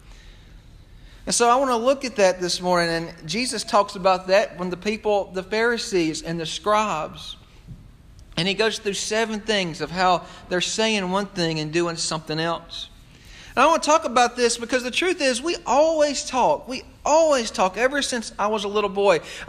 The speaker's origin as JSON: {"language": "English", "country": "United States", "said": "as an American"}